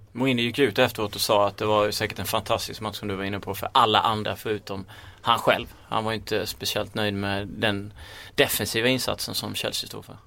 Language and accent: Swedish; Småland, Sweden; accent: Småländska; min småländska stämma